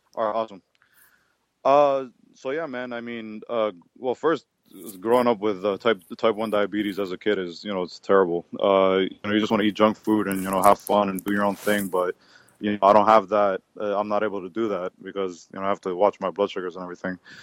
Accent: Miami, Florida, United States; I'm from Miami, Florida, born and raised. Uh, been here, um, like I said, all my life

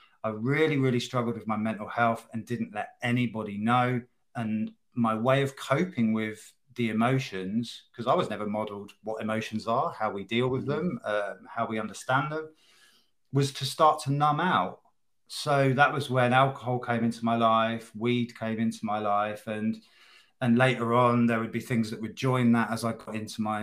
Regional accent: in and around London, United Kingdom; moved away as an adult; also born or lived in the Midlands; moving away from where I was brought up in and around London and to the Midlands to join a band

